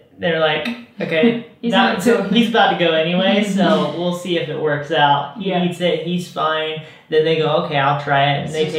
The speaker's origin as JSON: {"language": "English", "region": "South Carolina", "country": "United States", "tie": "born or raised there", "said": "I grew up in South Carolina and it's like she's gnawing on the bones."}